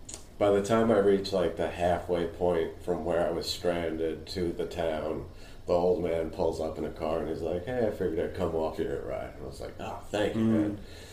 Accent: Northern Westchester, New York, United States; Northern Westchester, I guess, like right on the border of Putnam County.

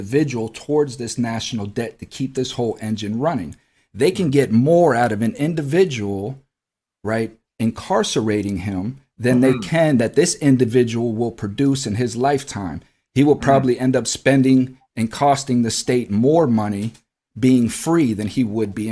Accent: United States; We, as American citizens, are born into debt

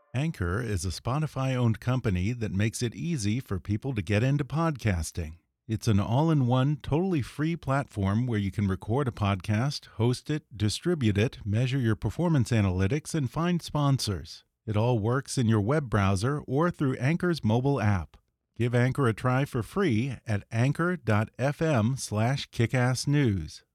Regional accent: Texas, United States; Growing up in Texas

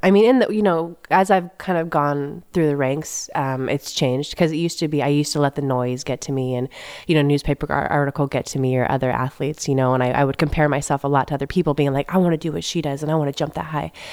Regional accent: San Jose, California, United States; now in Manhattan Beach, United States; I grew up in the Bay Area

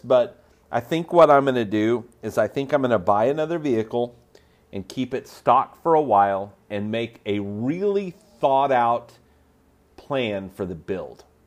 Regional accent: Oklahoma, United States; I'm from Oklahoma

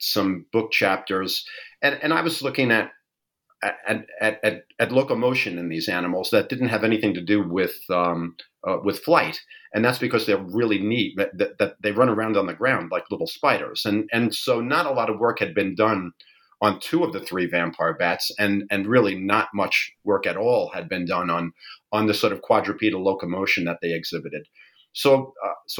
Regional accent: New York, United States; I am born and raised in New York.

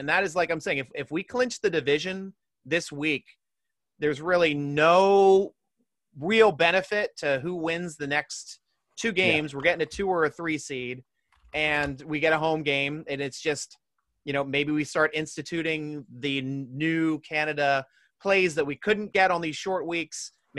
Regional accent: Philadelphia area, Pennsylvania, United States; I'm from the Philly area

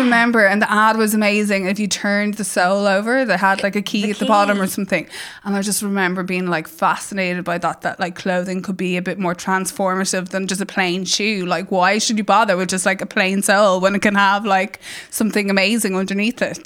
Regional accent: Ireland; as Irish people

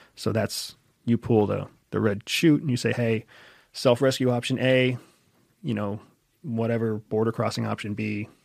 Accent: United States; I'm an American

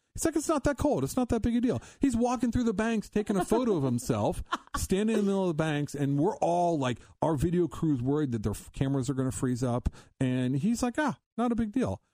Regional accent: Columbus, Ohio, United States; now in Cincinnati, United States; growing up in Ohio, I grew up in Columbus, came down here in Cincinnati

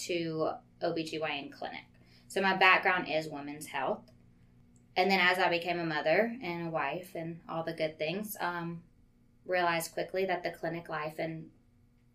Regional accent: Baton Rouge, Louisiana, United States; also born or lived in Hammond, Louisiana; now in Watson, United States; I was born in Hammond, lived there for a very short while, moved to Baton Rouge to be closer to y'all

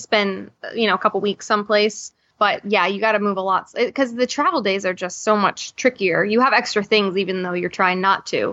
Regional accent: Florida, United States; also born or lived in New York; I'm from Florida

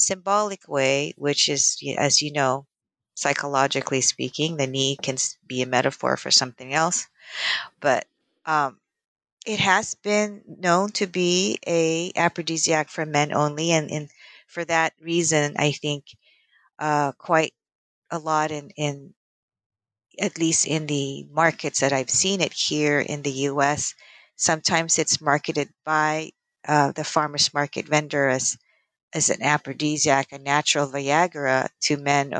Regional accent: Philippines; now in United States; I grew up in the Philippines around the 70s

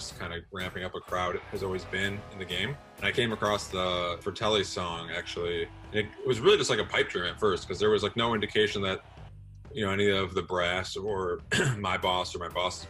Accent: Detroit, Michigan, United States; I grew up in Detroit, actually.

